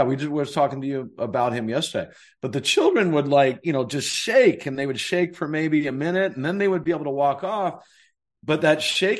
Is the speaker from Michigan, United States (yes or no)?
no; North Carolina, United States; where I grew up in North Carolina